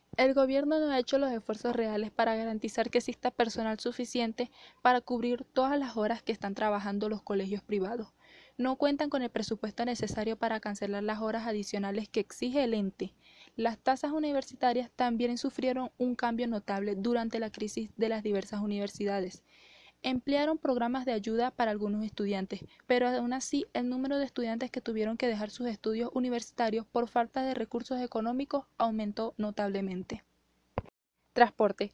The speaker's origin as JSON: {"language": "Spanish", "town": "El Vigía", "region": "Mérida", "country": "Venezuela", "tie": "born or raised there", "said": "Nací el 4 de octubre del 2004 en Mérida, Venezuela, en el Hospital 2 del Vigía."}